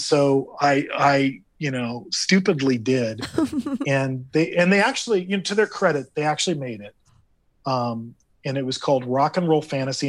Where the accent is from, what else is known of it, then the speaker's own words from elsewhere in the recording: Hacienda Heights, California, United States; I grew up in Hacienda Heights, and, and I went to school in Whittier